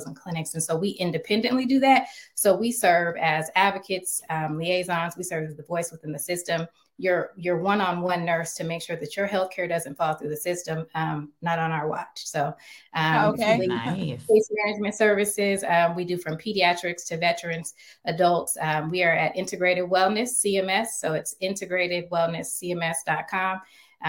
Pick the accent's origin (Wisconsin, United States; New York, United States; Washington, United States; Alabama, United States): Washington, United States; Seattle; also born or lived in Little Rock, Arkansas; I'm from Little Rock, Arkansas, and I grew up in Seattle. And we came to Seattle